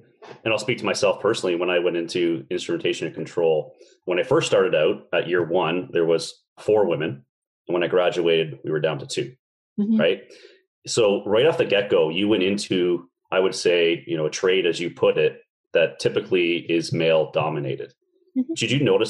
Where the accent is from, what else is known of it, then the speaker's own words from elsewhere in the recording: Canada; I'm also a Canadian as well